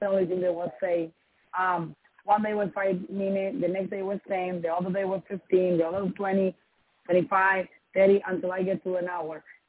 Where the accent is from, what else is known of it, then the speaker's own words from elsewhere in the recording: Dominican Republic; first language Spanish; English is a second language; moved away; I'm from Dominican Republic